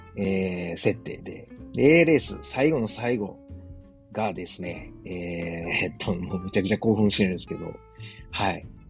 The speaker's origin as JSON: {"language": "Japanese", "region": "Osaka", "country": "Japan", "tie": "born or raised there", "moved": "as an adult", "lives_now": "Germany", "said": "自分の実家であるですね、駒川あずまや、はい、親父とおかんがやってる、えー、大阪駒川いうところで"}